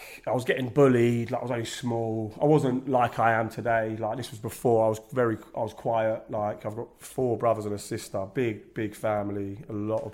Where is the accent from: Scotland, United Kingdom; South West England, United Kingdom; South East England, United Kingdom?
South East England, United Kingdom; Basingstoke; Basingstoke's like I'm born and bred in Basingstoke